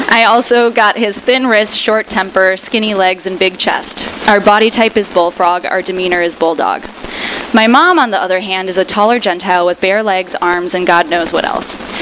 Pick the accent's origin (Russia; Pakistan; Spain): Russia; now in United States; I was born in Russia